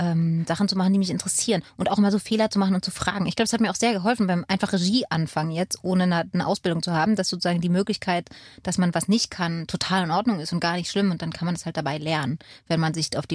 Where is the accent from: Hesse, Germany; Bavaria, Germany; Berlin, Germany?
Berlin, Germany; born there; Ich bin in Berlin geboren